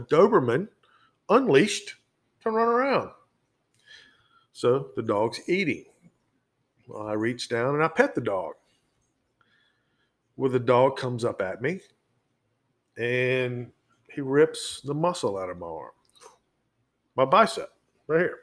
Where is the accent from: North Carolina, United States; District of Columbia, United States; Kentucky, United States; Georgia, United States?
Georgia, United States; Brunswick; moved away as an adult; now in Virginia, United States; I grew up in Glynn County, Georgia, which is Brunswick, Georgia